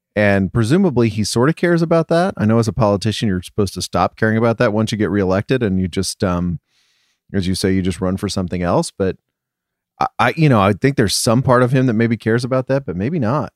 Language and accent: English; England, United Kingdom; moved away; I'm coming from England